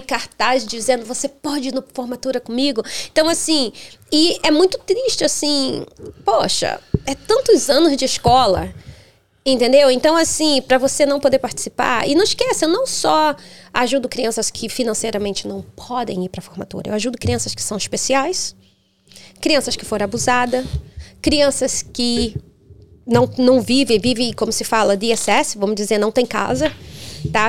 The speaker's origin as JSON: {"language": "Portuguese", "region": "Rio de Janeiro", "country": "Brazil", "tie": "born or raised there", "also_born_or_lived": "Denmark / Europe", "moved": "as an adult"}